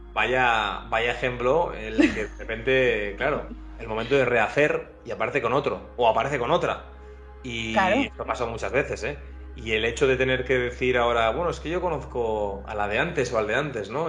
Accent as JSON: {"language": "Spanish", "region": "northern Spain", "country": "Spain", "said": "aquí, como somos más norteños, con ese espíritu un poco más cerrado"}